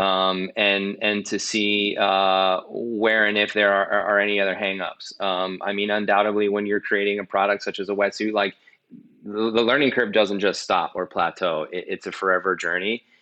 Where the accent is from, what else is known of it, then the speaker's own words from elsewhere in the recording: New York, United States; I'm from New York